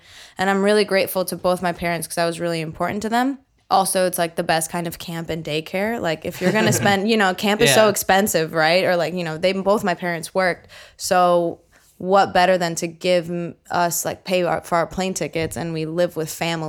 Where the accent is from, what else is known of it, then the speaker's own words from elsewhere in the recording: Bridgewater, New Jersey, United States; I did. I was born and raised in Central Jersey in a town called Bridgewater.